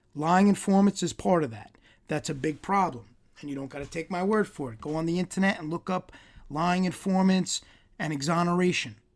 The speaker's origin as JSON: {"language": "English", "region": "New York", "country": "United States", "said": "I'm Italian from New York"}